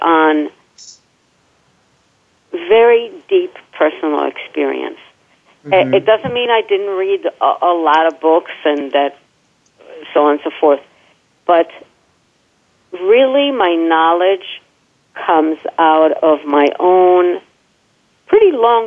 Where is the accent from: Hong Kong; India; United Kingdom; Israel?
Israel; moved away; born and raised in Israel